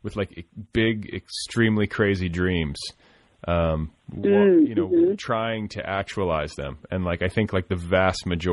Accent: Indiana, United States; also born or lived in Colorado; now in Los Angeles, United States; I'm from small towns. I mean, Christ, I grew up in Indiana

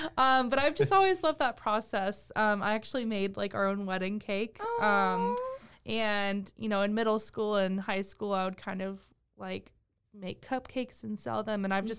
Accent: Temple, Texas, United States; So I grew up actually in Temple. I lived there for a big portion of my life

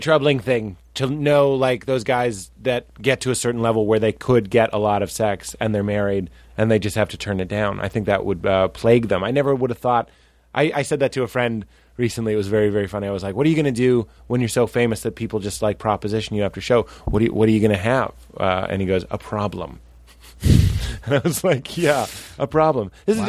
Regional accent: New England, United States; We're both from New England. Sort of.

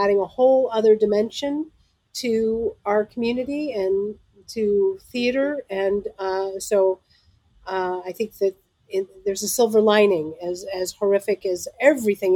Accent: Los Angeles, California, United States; growing up in Los Angeles, I was very fortunate

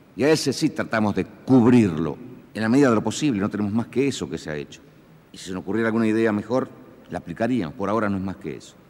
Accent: Argentina; nuestro sentir como argentinos

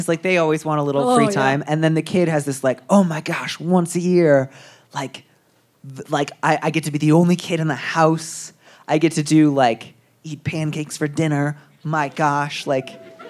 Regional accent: outside of Chicago, Illinois, United States; moved away; I grew up outside of Chicago.

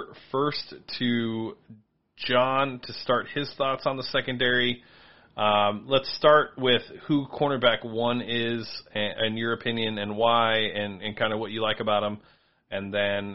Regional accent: Los Angeles, California, United States; I'm from Los Angeles

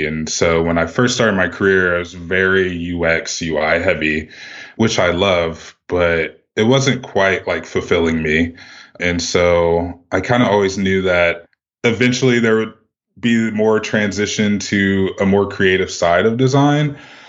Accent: Midwest, United States; I'm from the Midwest originally, so it's like a big kind of Midwest thing for us.

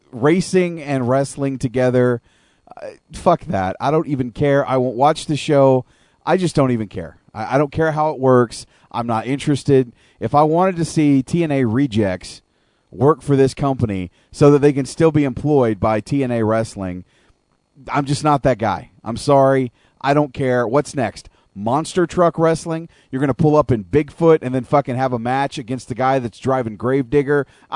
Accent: Arkansas, United States; also born or lived in Oklahoma / Texas; I am from Arkansas, Oklahoma, Texas. I've lived in those places for 20 years of my life. You could consider me a redneck.

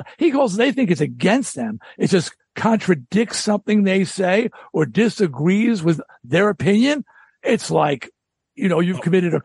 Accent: New York, United States; I'm from Long Island. So in Rock Scene Magazine, I was hearing about this band in Queens. I'm in Nassau County.

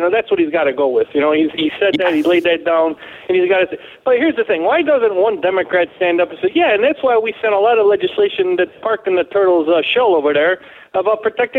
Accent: Rochester, New York, United States; accent: New York, Rochester; now in Florida, United States; My accent's New York, Rochester

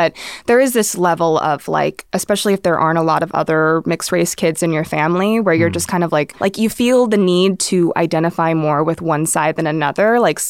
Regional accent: Philippines; And I'm like, actually, no, like I'm Filipino.

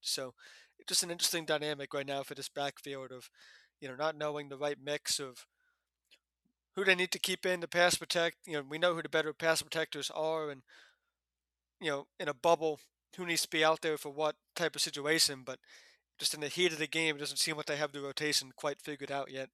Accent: United States; I grew up in Giants slash Jets slash Eagles territory

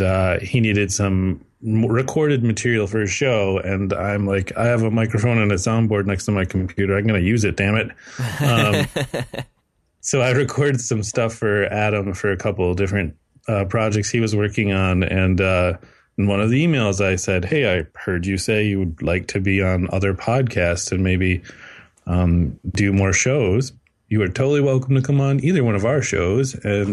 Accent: Canada; because I'm Canadian, so I have to watch a movie about zombie beavers.

